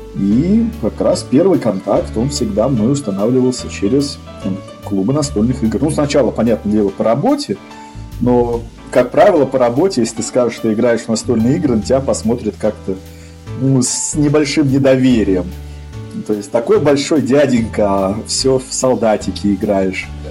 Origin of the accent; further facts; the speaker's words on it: Saint Petersburg, Russia; в Питере, где я родился, ну, родился в Ленинграде